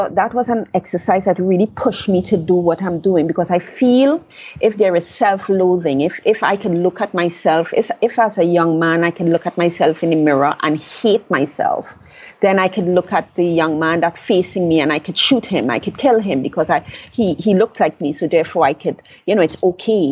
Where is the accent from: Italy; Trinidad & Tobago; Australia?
Trinidad & Tobago; I was born in Trinidad. I left Trinidad at age 21